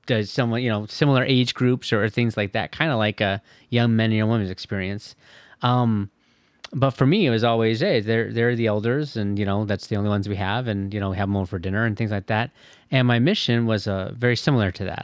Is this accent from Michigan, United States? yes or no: yes; Michigan, United States; moved away as an adult; also born or lived in Orange County, California / Indiana; now in Fishers, United States; growing up in Michigan